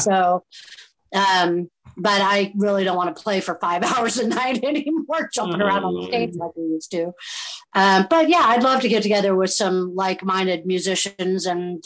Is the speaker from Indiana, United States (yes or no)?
yes; Southern Indiana, United States; also born or lived in Chicago / Philadelphia; now in Southwest Florida, United States; I'm originally from Southern Indiana